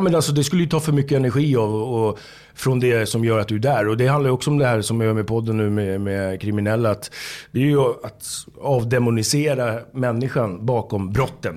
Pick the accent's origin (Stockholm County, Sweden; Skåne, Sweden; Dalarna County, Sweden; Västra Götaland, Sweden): Stockholm County, Sweden; Haninge; jag kommer från Haninge, från söder om Stockholm, eh, söderförort